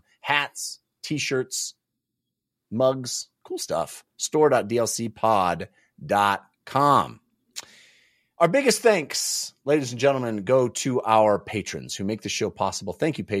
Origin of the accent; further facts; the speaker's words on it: California, United States; Where I grew up, you know, I grew up in the Bay Area.